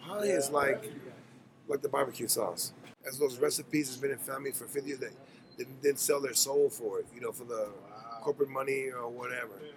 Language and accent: English; Mossville, Louisiana, United States; now in Pacific Northwest, United States; I'm from Lake Charles, Louisiana. I'm from a small town called Mossville.